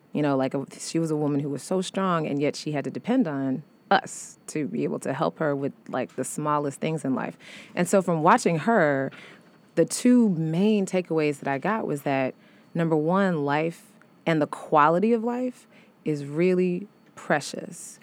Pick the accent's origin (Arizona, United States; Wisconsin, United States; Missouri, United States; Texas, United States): Missouri, United States; St. Louis; moved away as an adult; also born or lived in Chicago; now in New York, United States; I'm from Saint Louis, but I was then living in Chicago